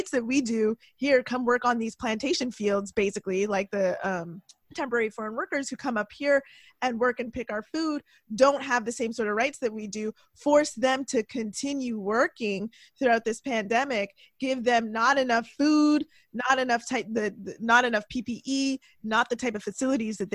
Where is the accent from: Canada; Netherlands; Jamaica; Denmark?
Jamaica; Like, obviously, I'm tied to Jamaica because I'm Jamaican